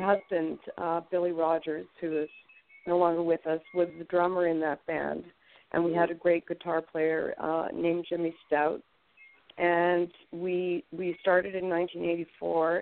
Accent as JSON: {"language": "English", "town": "Toronto", "region": "Ontario", "country": "Canada", "moved": "as an adult", "lives_now": "New York, United States", "said": "we're originally from Toronto"}